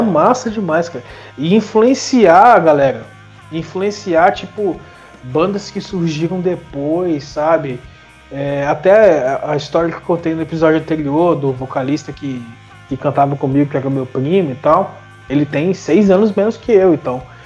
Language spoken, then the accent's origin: Portuguese; Brazil; meu bairro, por exemplo, eu sou da Serra